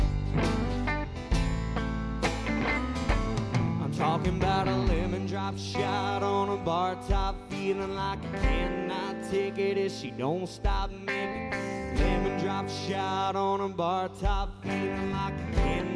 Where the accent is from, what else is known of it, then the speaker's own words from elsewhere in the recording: Nazareth, Texas, United States; I'm from Nazareth, Texas